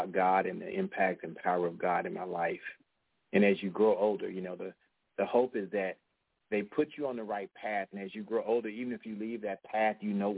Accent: Fort Worth, Texas, United States; I'm from Cowtown

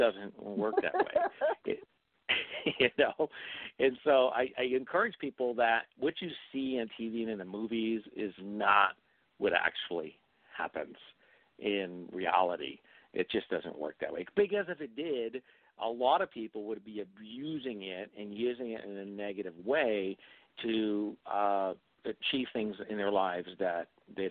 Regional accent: New England, United States; I come from New England, and I come from a very conservative area, and I was brought up as a Catholic boy

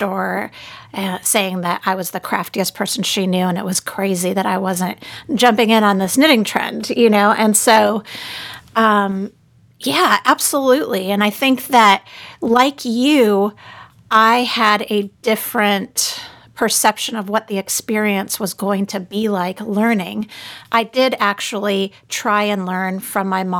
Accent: Southern California, United States; now in Austin, United States; I grew up in Southern California

